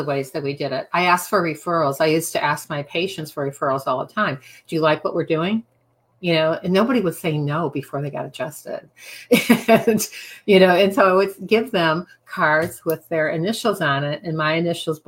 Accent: Midwest, United States; moved away; also born or lived in Cape Cod; I'm from the Midwest

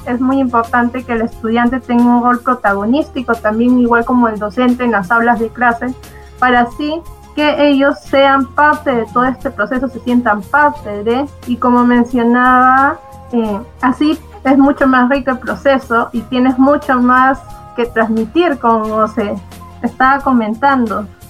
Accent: Lima, Peru; Yo soy de Lima

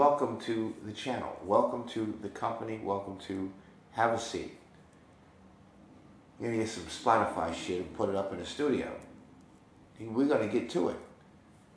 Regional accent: New York, United States; moved away; I'm from New York

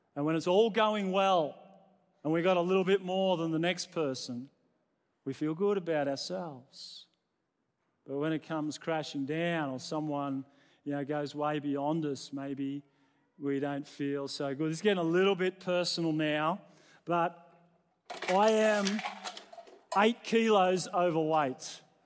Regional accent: New South Wales, Australia; now in Queensland, Australia; I was born in New South Wales.

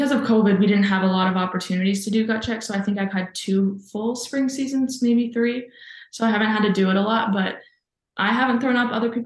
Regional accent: Sussex, Wisconsin, United States; also born or lived in Arizona / Chassell, Michigan; we moved to Wisconsin, and I grew up mostly there

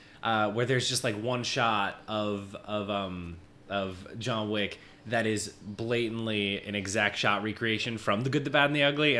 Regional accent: Minnesota, United States; moved away as an adult; as you said. 28 years old. I was born and raised in Minnesota. Okay. I've been in the city about 8 years at this point.

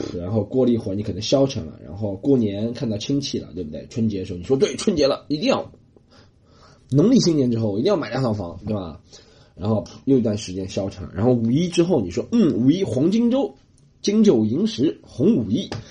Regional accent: China; moved away; also born or lived in Australia; 我觉得中国人，我们是没什么规矩

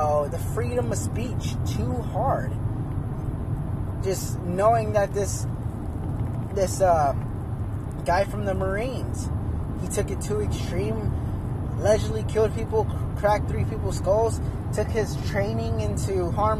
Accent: United States; I was born in the United States. I'm not, I didn't immigrant. I didn't migrate from somewhere else. I was born here

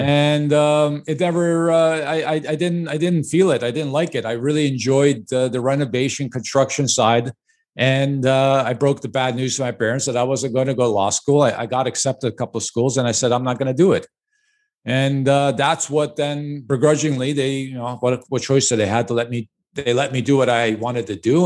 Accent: Chicago, Illinois, United States; I was born and raised in Chicago

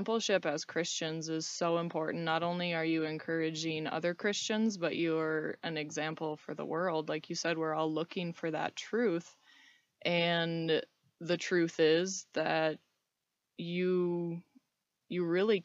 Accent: Fargo, North Dakota, United States; moved away as an adult; now in Reno, United States; I grew up in Fargo, North Dakota. I've been living in Reno for a little over a year now

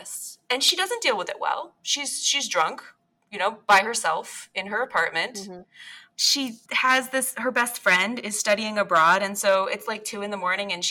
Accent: Bangor, Maine, United States; the Briar Patch in Bangor, which is my hometown bookstore.

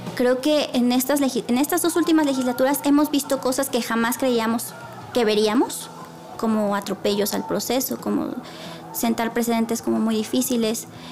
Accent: Puebla, Mexico; soy, soy de Puebla

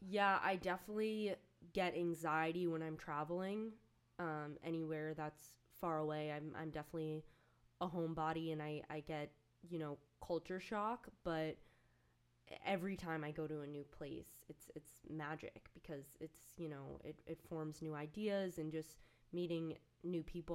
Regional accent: outside of New York City, United States; I grew up outside of New York City

